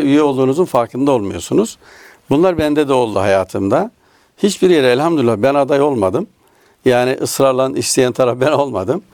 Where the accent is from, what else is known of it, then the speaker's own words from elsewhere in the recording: Nevşehir, Turkey; now in Istanbul, Turkey; Nevşehir doğumluyum aslen. Ee, Nevşehir'de doğdum. bin dokuz yüz yetmiş sekiz yılında İstanbul'a geldik